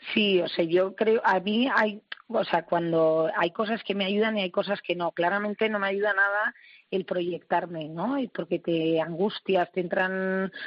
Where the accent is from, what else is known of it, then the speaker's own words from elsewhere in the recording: Basque Country, Spain; soy vasca